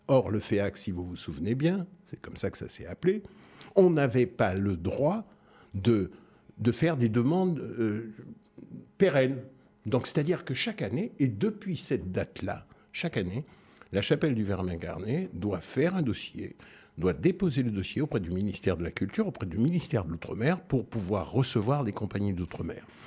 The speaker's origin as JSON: {"language": "French", "country": "France", "moved": "yes", "said": "Nous sommes Français et nous ne sommes pas traités comme les autres Français"}